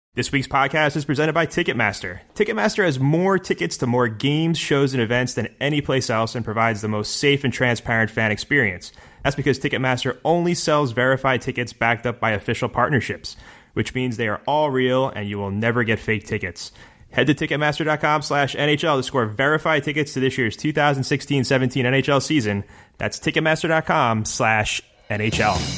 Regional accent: United States

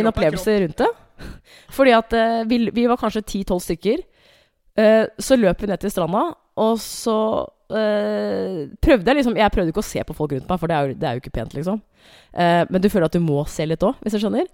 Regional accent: Hamar, Innlandet, Norway; moved away; jeg har vært hjemme på Hamar

